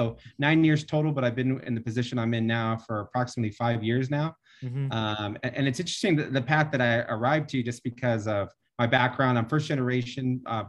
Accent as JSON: {"language": "English", "town": "North Chicago", "region": "Illinois", "country": "United States", "tie": "born there", "lives_now": "Fontana, United States", "said": "I was born in North Chicago and they call it the Windy City. So coming to Fontana and living here"}